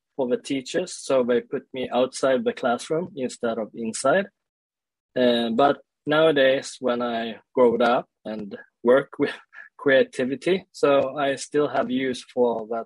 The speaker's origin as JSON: {"language": "English", "country": "Sweden", "tie": "born or raised there", "also_born_or_lived": "South Korea", "said": "I grew up in Sweden and uh, I was uh, like adopted to Sweden when I was one year old"}